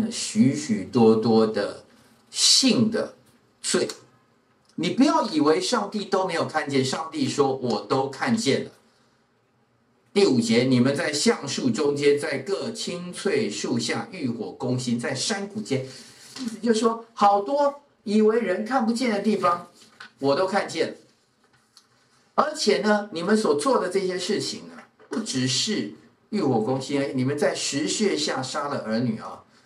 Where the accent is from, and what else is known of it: Taiwan